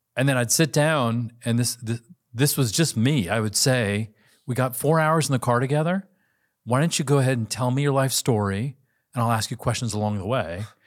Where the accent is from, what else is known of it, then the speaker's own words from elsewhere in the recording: United States; I'm Asian American